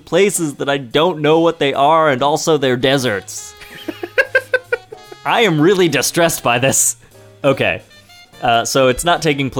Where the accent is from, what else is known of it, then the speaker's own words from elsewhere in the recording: East Coast, United States; East Coast all the way, baby.